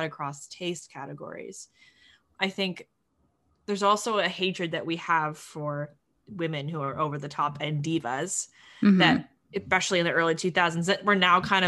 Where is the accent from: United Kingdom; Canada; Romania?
Canada